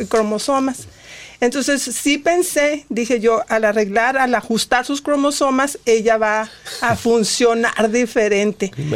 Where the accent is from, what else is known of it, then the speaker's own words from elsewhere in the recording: Monterrey, Nuevo León, Mexico; now in United States; soy de Monterrey, soy regia